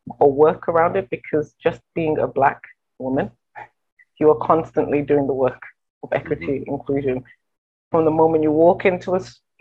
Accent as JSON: {"language": "English", "region": "England", "country": "United Kingdom", "tie": "born or raised there", "also_born_or_lived": "Nigeria", "moved": "as an adult", "lives_now": "Windsor, Canada", "said": "I'm a very, very proud immigrant. I grew up in England. My heritage is Nigerian and Jamaican"}